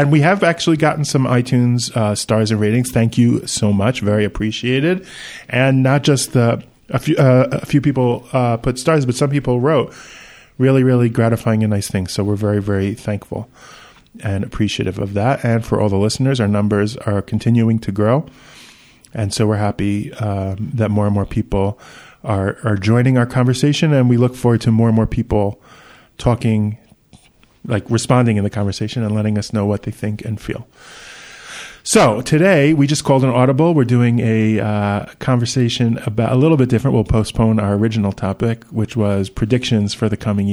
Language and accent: English; New York, United States